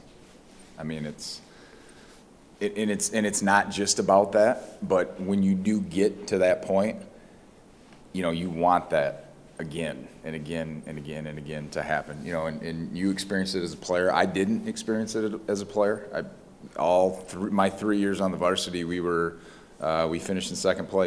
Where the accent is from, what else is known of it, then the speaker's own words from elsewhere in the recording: Michigan, United States; It's my home state. I have no intentions of leaving